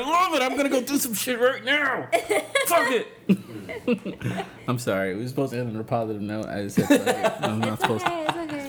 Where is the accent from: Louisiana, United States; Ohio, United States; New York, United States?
New York, United States; New York City; I'm from the Bronx, Wakefield.